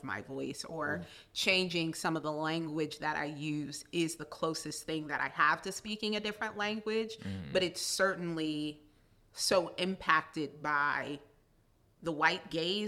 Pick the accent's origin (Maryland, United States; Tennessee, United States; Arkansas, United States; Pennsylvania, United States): Pennsylvania, United States; Philadelphia; I grew up in North Philly